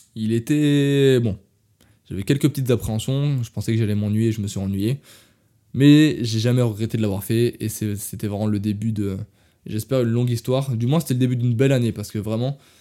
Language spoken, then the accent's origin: French; France; je suis français